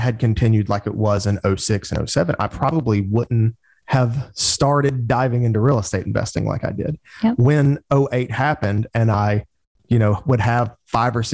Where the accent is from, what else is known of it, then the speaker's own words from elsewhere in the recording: Birmingham, Alabama, United States; also born or lived in Auburn, Alabama; in Birmingham, Alabama, where I'm from.